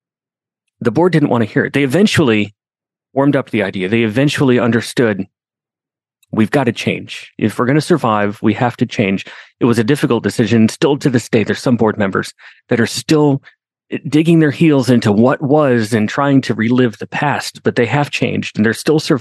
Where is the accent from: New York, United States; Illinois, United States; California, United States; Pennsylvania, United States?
New York, United States; Binghamton; I grew up in Binghamton, New York.